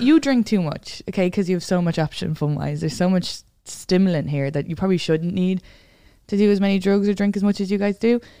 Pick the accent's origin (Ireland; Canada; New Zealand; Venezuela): Ireland; moved away as an adult; now in New York, United States; I grew up in the suburbs, and then my dad lives on a farm